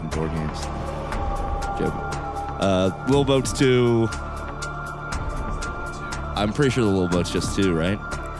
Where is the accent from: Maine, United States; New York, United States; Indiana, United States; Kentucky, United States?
Indiana, United States; I was born in Indiana.